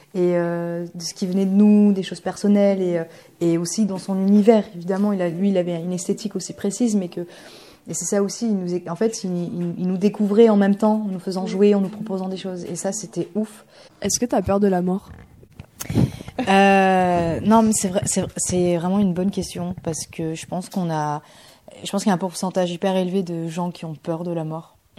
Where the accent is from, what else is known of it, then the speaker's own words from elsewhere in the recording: Bordeaux, Nouvelle-Aquitaine, France; also born or lived in Bulgaria; now in Poitiers, France; je, suis de Bordeaux et euh, je me suis installée euh, à Poitiers là depuis l'année dernière. Et je suis suis pas née en France, je suis née en Bulgarie